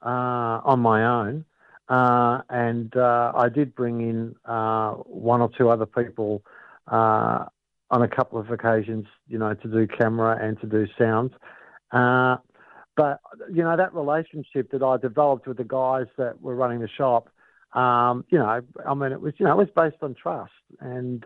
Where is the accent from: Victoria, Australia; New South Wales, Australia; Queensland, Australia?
Victoria, Australia; Brunswick; I grew up in Brunswick, and without giving away my age, but I grew up in Brunswick, you know, kind of during the 70s and the 80s.